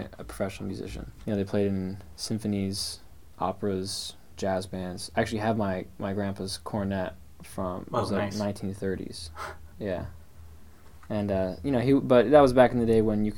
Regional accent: Portland, Oregon, United States; these bands that I grew up playing in Portland

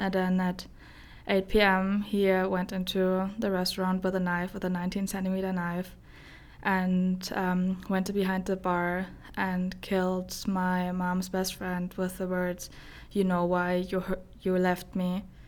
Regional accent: Germany; English is a second language; moved away as an adult; now in Sterling, United States; I, uh, grew up in a old town in Germany. It's about, like, an hour away from Frankfurt.

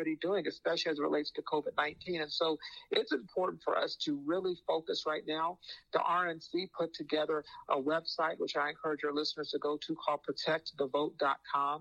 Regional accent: Phoenix, Arizona, United States; I'm from Phoenix, and the expression we used to use out in Phoenix

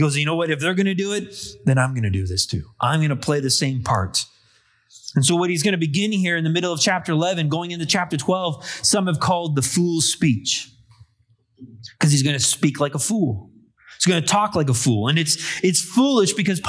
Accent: Canada; I'm a Canadian born of English and Irish descent

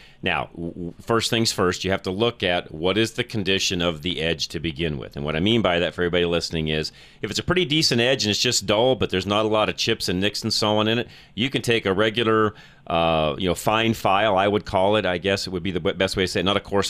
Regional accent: Colorado, United States; Growing up in Colorado

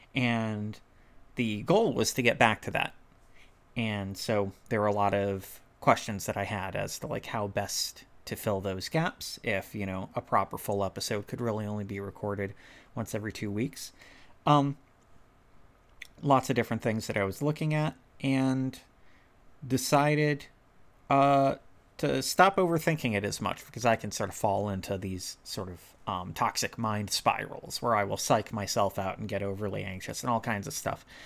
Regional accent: United States; I'm white and from America

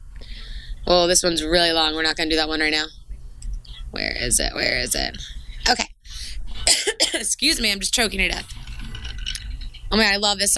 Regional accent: New York, United States; I'm from New York

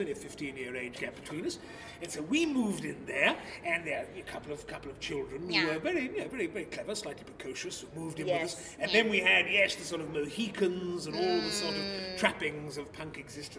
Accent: Bow, London, United Kingdom; But I grew up in Bow.

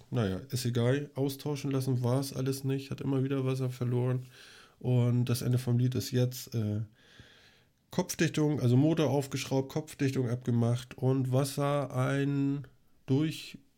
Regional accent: Schleswig-Holstein, Germany; Was wir vielleicht erzählen könnten, wir sind Schleswig-Holsteiner. Speckgürtel Hamburg.

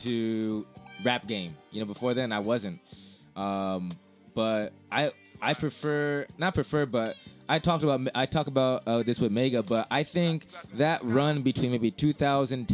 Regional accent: San Diego, California, United States; I'm from San Diego

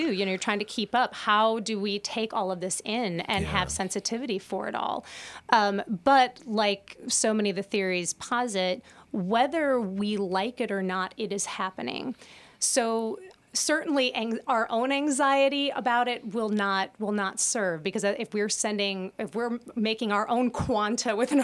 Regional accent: United States; as American, I'm speaking from my American experience

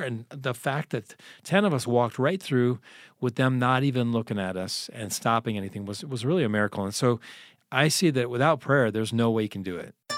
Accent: United States; We're from America.

